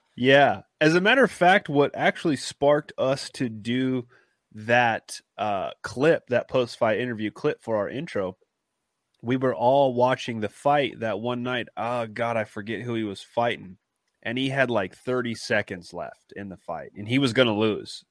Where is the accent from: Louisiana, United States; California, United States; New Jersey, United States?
California, United States; now in Kansas, United States; I'm from Cali